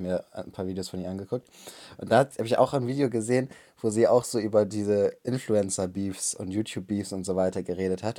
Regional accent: Germany

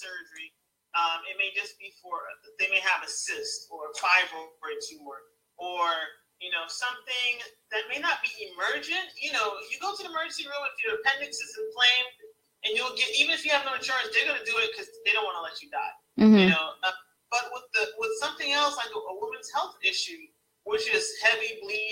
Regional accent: New York City, New York, United States; moved away; when I was growing up in New York City

